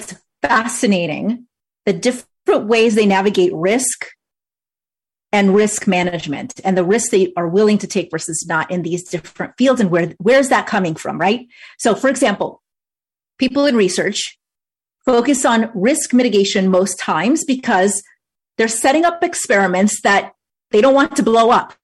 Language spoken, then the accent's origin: English; New York, United States; moved away as an adult; also born or lived in Maryland / Virginia / Washington, D.C.; now in North Carolina, United States; where I grew up in New York versus where I live now in North Carolina